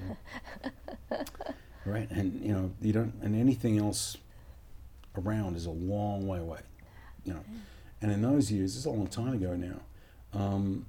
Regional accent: Perth, Western Australia, Australia; growing up in Perth in Western Australia

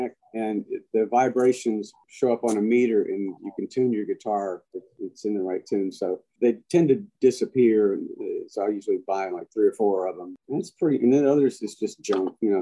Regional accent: Montgomery, Alabama, United States; moved away as an adult; also born or lived in Prattville, Alabama / Nashville, Tennessee; born in Montgomery, Alabama, and when I was 2, we moved to Prattville, Alabama, which is the county just north, and then we moved back in 1965, 66, something like that, when I started junior high school, we moved back to Montgomery.

